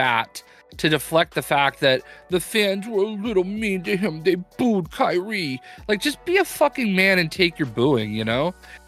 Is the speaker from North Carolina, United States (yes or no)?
yes; North Carolina, United States; moved away; also born or lived in Boston; You know, I'm from North Carolina originally